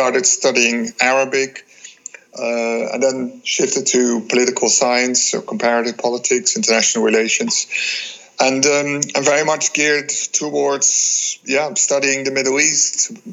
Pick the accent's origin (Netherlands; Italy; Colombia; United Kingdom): Netherlands; I was born in the Netherlands, went to school in the Netherlands